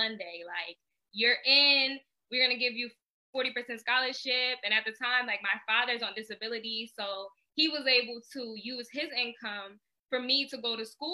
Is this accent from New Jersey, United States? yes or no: yes; East Orange, New Jersey, United States; I went to a school in East Orange, and this is one thing I love about East Orange. Most of our schools are named after Black women